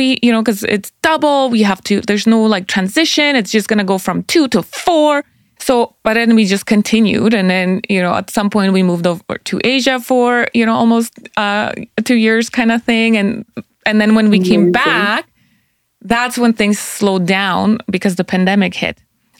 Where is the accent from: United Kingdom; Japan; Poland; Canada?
Poland; English is a second language; moved away; also born or lived in Austria; I'm Polish. Yeah, I am. So it's funny because like when I was born in Poland, so I speak the language. Yeah, there you go. See, and then we immigrated. Well, we refugeed to Austria. So I spoke German